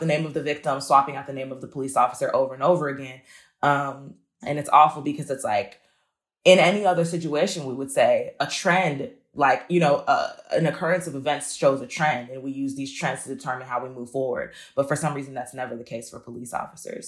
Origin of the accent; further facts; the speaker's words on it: Chicago, Illinois, United States; I grew up near Roseland